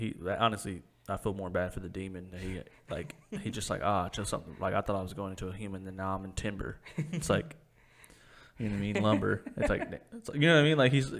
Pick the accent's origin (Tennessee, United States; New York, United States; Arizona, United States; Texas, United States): Tennessee, United States; Cleveland; my hometown, downtown Cleveland, Tennessee